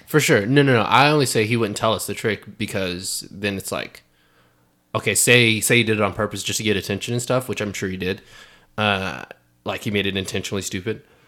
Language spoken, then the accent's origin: English; Fayetteville, North Carolina, United States; moved away; I'm from Fayetteville, North Carolina